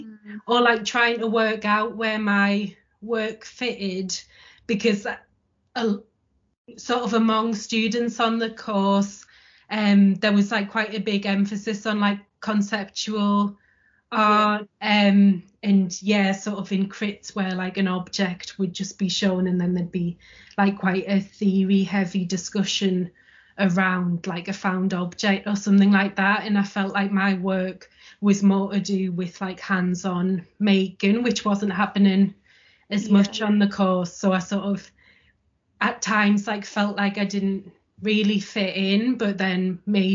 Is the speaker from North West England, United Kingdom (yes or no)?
no; Sunderland, North East England, United Kingdom; moved away as an adult; now in Leeds, United Kingdom; I'm from Sunderland in the northeast of England originally.